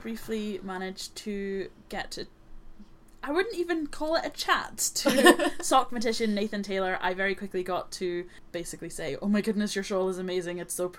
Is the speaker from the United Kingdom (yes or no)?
no; Ireland; We're both Irish